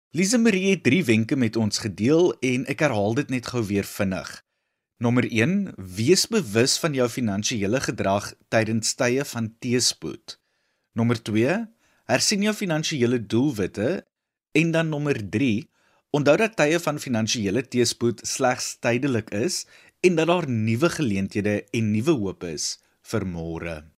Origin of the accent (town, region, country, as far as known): South Africa